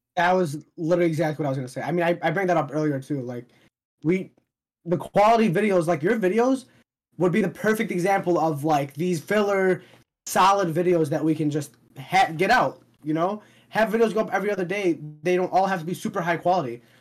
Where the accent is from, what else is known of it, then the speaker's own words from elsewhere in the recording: Palestine; I'm from Palestine.